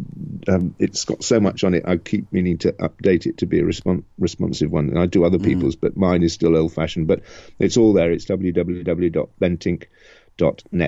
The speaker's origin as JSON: {"language": "English", "region": "England", "country": "United Kingdom", "said": "my branch of the family has been sort of mostly English, sort of Anglo-Dutch, ever since then. That was 1689. So yeah, we're you know. But we're English"}